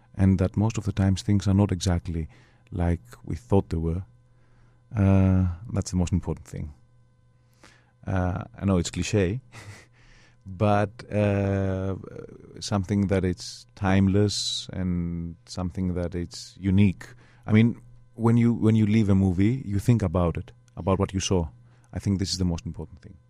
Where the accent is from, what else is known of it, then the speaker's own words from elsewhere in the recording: Greece; I was brought up in Greece.